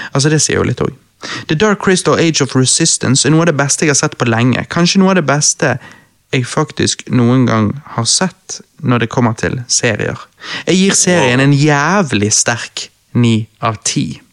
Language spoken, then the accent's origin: Norwegian; Bergen, Vestland, Norway; jeg som bergenser